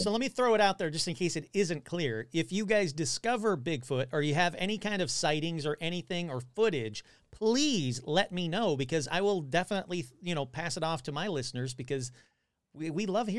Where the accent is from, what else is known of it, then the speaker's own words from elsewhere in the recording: Detroit, Michigan, United States; I'm from the Detroit area, so it wouldn't be that far to go up to Ontario.